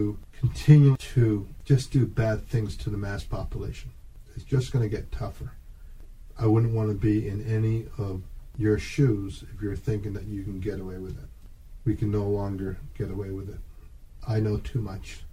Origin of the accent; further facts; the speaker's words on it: Canada; I'm Canadian.